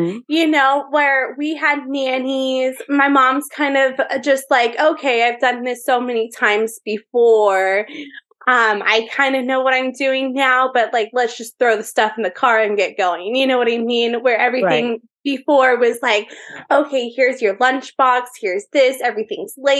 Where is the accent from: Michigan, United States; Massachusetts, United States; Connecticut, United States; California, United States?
California, United States; Orange County; also born or lived in Las Vegas; I am from Orange County, California